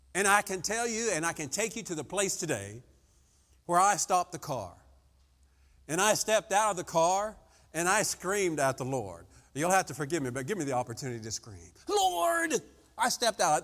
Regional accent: French Lick, Indiana, United States; I'm from French Lick, Indiana

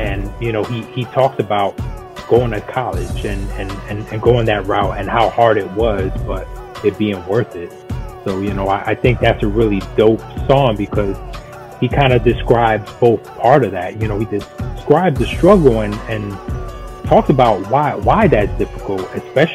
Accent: New York City, New York, United States; I'm from Brooklyn

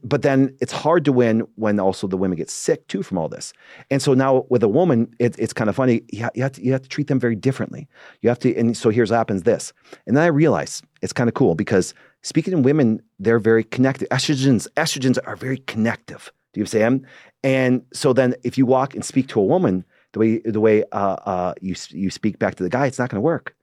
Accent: Green Bay, Wisconsin, United States; I'm from Green Bay, Wisconsin.

